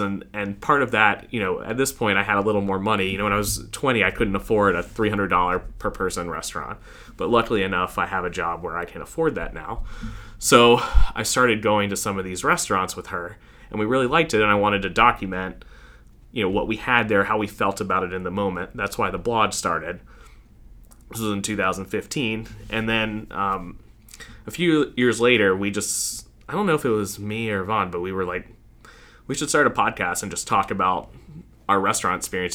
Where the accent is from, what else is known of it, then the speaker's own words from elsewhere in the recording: Fort Mill, South Carolina, United States; also born or lived in New York / Charlotte, North Carolina; now in Rock Hill, United States; I grew up in Fort Mill